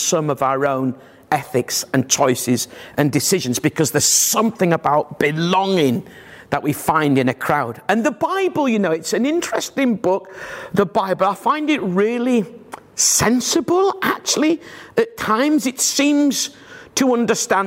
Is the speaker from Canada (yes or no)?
no; Bradford, Yorkshire and the Humber, United Kingdom; moved away; I'm from Bradford originally